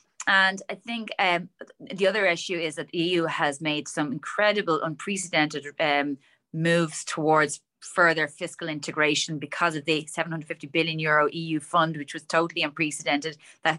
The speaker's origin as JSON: {"language": "English", "country": "Ireland", "said": "We don't talk in Ireland about what's"}